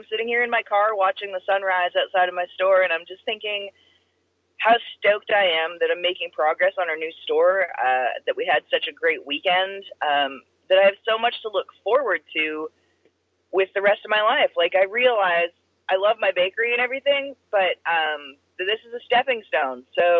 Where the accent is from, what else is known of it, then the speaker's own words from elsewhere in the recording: Pacific Northwest, United States; I'm from the Pacific Northwest. There's rock climbing there.